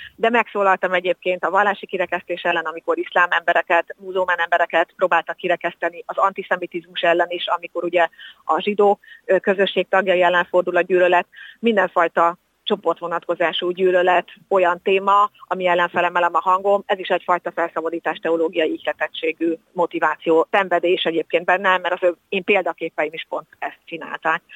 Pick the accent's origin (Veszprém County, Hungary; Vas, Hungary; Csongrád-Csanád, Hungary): Vas, Hungary; Szombathely; én szombathelyi születésű vagyok.